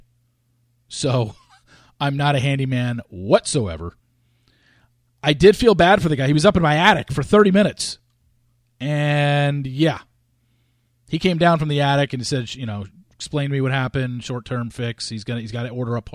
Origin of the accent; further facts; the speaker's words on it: New York, United States; I was born in New York